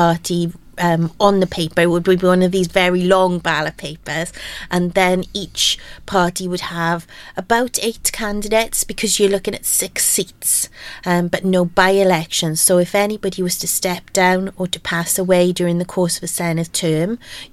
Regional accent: Aberdeen, Wales, United Kingdom; I grew up in Aberdeen and very much in a mining community

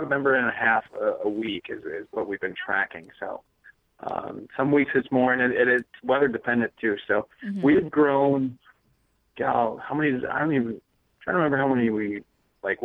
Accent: Minneapolis, Minnesota, United States; I grew up in Minneapolis

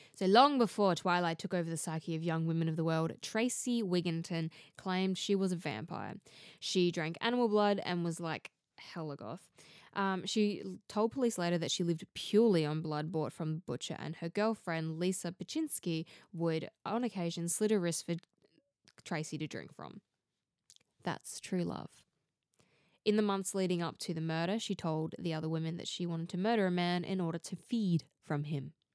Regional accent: Australia; accent: Australian; if you can't already tell from my accent, I'm from Australia

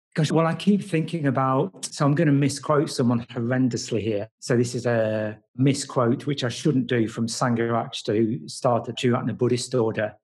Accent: Nottingham, East Midlands, United Kingdom; also born or lived in Padmaloka; I'm from Nottingham. I've only been back in Nottingham actually for about six months

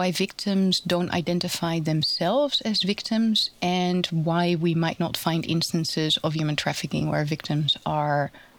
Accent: Utrecht, Netherlands; my hometown, Utrecht

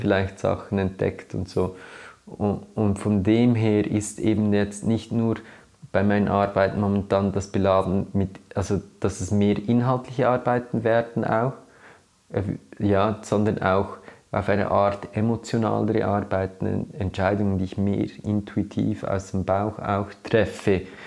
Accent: Switzerland; was ich bin oder äh, als Schweizer

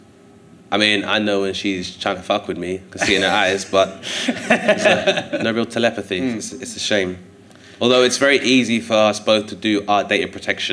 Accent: London, United Kingdom; growing up in Hither Green because it kind of borders Kent as well as Lewisham. So it's in the London Borough of Lewisham

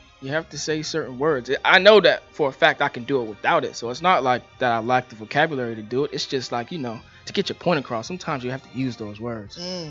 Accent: Boston, Massachusetts, United States; I'm from Dorchester. I graduated from the Burke High School.

